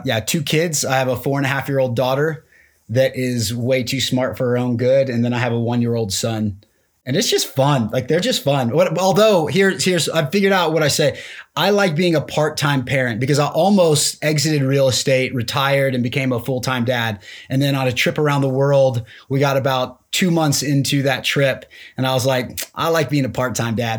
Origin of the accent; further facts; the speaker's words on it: Texas, United States; moved away as an adult; now in Colorado, United States; Grew up in the Lone Star State. So I'm a Texan